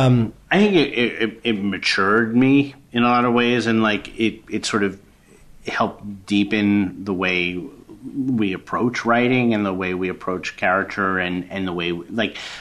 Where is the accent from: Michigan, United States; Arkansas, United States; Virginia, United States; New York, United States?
New York, United States; moved away; also born or lived in Madison, Wisconsin / Los Angeles; I'm from New York